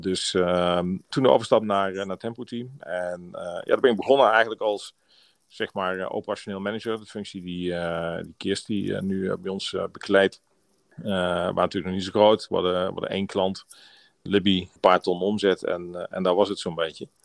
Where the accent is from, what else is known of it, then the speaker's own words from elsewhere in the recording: Maastricht, Limburg, Netherlands; moved away as an adult; also born or lived in Tilburg; In Maastricht, eh, ben ik, eh, ben ik geboren. En, eh, tot mijn twintigste heb ik, eh, heb ik in, eh, Maastricht, eh, gewoond. En, eh, mijn hele jeugd, eh, doorgebracht.